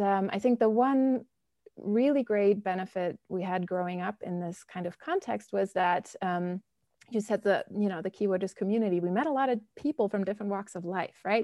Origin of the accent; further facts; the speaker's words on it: Bonn, North Rhine-Westphalia, Germany; moved away as an adult; also born or lived in Scotland / Berlin / Chicago; now in United States; I grew up in Germany, um, in the old capital, Bonn.